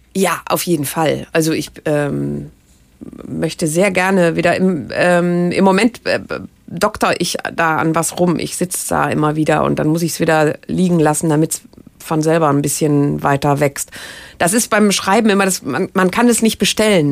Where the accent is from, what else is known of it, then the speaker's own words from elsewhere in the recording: Rhineland, Germany; vielleicht ist das auch das Rheinländische äh, bei mir